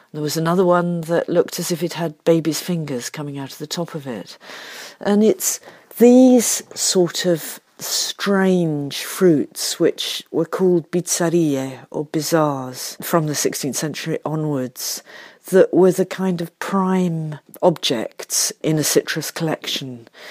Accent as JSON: {"language": "English", "country": "United Kingdom"}